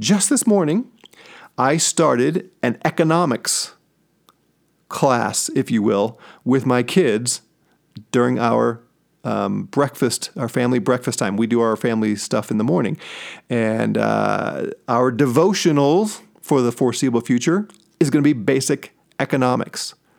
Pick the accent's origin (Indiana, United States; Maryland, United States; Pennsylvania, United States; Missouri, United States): Missouri, United States; St. Louis; now in Colorado Springs, United States; I'm from Saint Louis, and I'm a huge Saint Louis Cardinals fan.